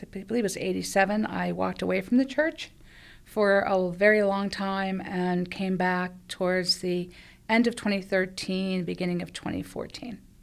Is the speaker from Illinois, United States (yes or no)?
no; Penn Hills, Pennsylvania, United States; lived in, um, Penn Hills all my life